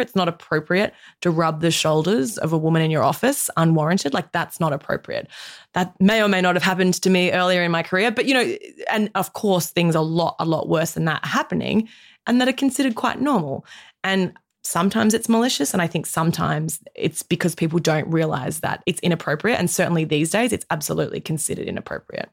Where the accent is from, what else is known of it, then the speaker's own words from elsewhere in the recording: Australia; as an Australian woman in my mid-thirties